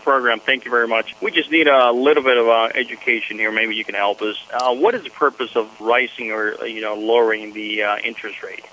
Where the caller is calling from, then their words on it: Alaska, United States; I'm calling in from Alaska